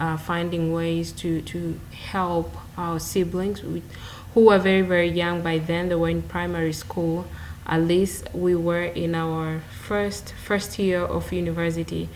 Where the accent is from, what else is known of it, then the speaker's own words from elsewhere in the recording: Arusha, Tanzania; also born or lived in Dar es Salaam, Tanzania; I was far from Arusha because my family was in Arusha